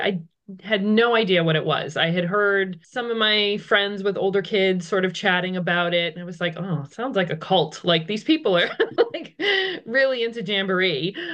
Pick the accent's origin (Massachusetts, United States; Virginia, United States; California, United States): Massachusetts, United States; outside Boston; moved away as an adult; now in Ridgewood, United States; I'm actually originally from Massachusetts, just outside of the Boston area